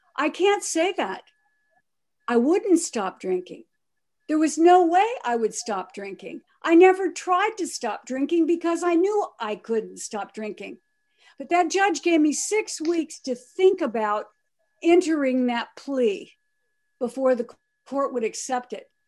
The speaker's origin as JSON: {"language": "English", "town": "Pomona", "region": "California", "country": "United States", "tie": "born or raised there", "also_born_or_lived": "Akron, Ohio", "said": "my great-grandparents brought me by train to California, to Pomona, California, to raise me"}